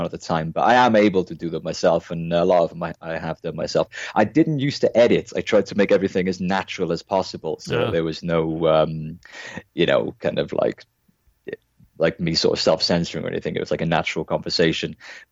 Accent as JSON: {"language": "English", "town": "Cardiff", "region": "Wales", "country": "United Kingdom", "said": "we're all from Cardiff, South Wales"}